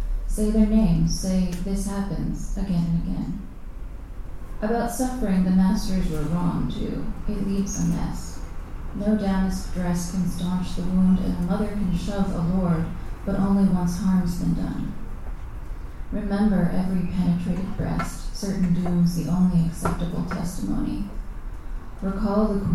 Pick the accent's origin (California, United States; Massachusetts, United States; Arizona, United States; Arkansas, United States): Arizona, United States; moved away; I grew up in Arizona